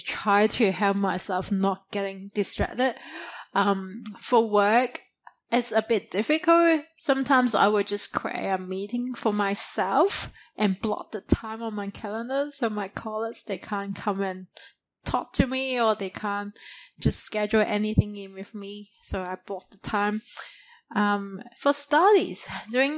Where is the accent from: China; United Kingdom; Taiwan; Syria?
China; moved away as an adult; now in Australia; when I grew up in China in primary school or high school, we always have this true dedicated nap time between 12 to 2